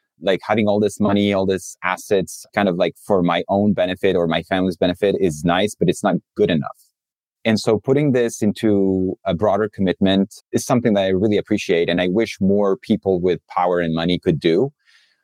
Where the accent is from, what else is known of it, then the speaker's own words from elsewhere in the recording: Chile; also born or lived in France; now in United States; So I am new to the US. I'm French, from a French family. I grew up in Chile, in South America. My family moved to Chile in the 90s.